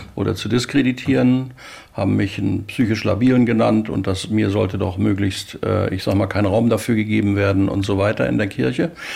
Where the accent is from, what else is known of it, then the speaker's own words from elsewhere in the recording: Rostock, Mecklenburg-Vorpommern, Germany; ich bin also 1951 in Rostock geboren, habe mein Abitur dort gemacht und bis zum Abitur bei meinen Eltern gewohnt